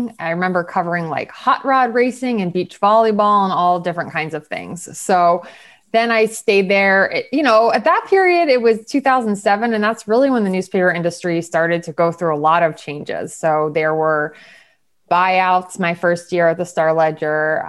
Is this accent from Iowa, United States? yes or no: no; State College, Pennsylvania, United States; now in New York, United States; I'm from Pennsylvania originally, State College